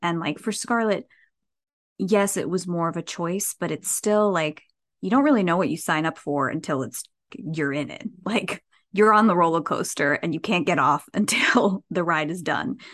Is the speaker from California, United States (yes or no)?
no; New Jersey, United States; moved away as an adult; also born or lived in New York City / Los Angeles; I was born and raised in Jersey